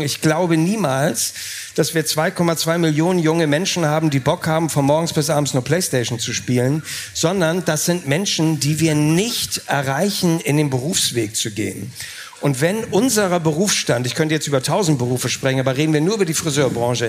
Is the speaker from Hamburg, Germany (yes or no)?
yes; Hamburg, Germany; als Hamburger